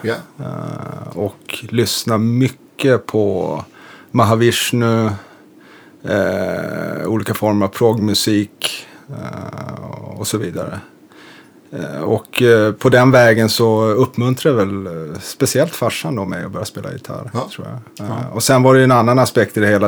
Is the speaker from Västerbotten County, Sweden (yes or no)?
yes; Umeå, Västerbotten County, Sweden; born or raised there; moved away as an adult; also born or lived in Lund; now in Stockholm, Sweden